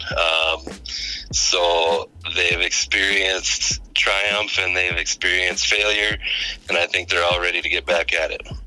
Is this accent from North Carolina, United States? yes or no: no; Pipestone, Minnesota, United States; now in Brandon, South Dakota, United States; originally from Pipestone, Minnesota